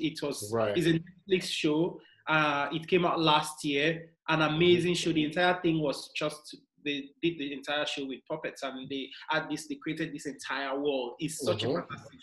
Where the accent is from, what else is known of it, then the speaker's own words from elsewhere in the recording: Nigeria; I'm Nigerian